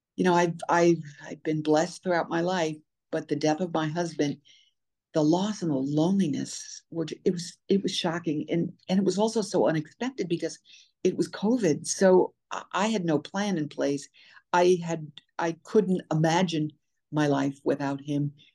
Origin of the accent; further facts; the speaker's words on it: New York City, New York, United States; also born or lived in Short Hills, New Jersey; I was born in New York City, born and raised